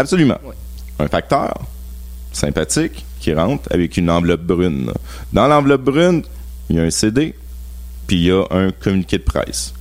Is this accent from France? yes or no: no; Laval, Quebec, Canada; Donc, euh, j'ai grandi à Laval.